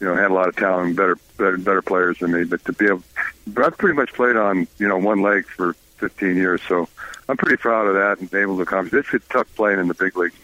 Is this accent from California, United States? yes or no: yes; San Francisco, California, United States; my hometown of San Francisco